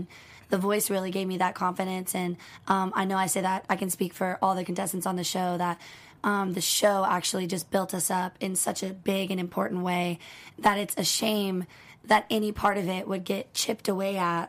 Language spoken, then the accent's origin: English; Tennessee, United States; And I'm from Tennessee, which is kind of weird.